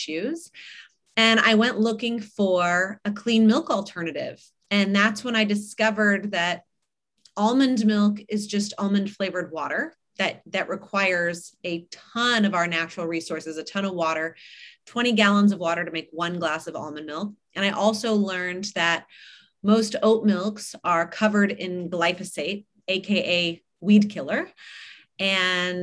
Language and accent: English; Malibu, California, United States; I grew up in Malibu. I live on the west side now, but not in Malibu